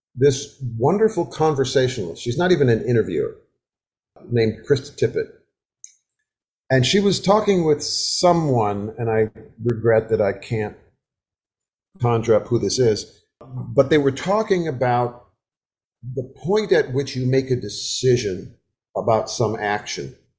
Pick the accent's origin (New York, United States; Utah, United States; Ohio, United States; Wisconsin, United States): Wisconsin, United States; moved away as an adult; now in the South, United States; I have lived in the South for 50 years. I was raised in Wisconsin